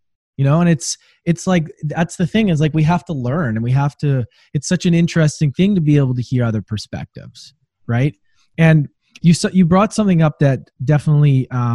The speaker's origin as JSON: {"language": "English", "country": "Canada", "said": "being a Canadian"}